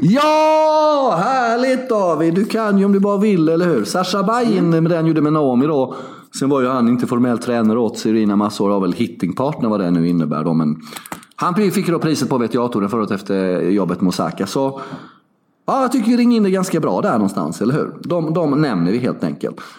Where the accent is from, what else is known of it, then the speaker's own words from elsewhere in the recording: Sweden; jag är ju svensk